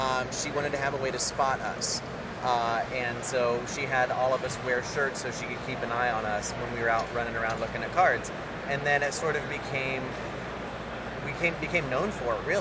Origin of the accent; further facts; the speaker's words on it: Indianapolis, Indiana, United States; I'm from Indianapolis, Indiana.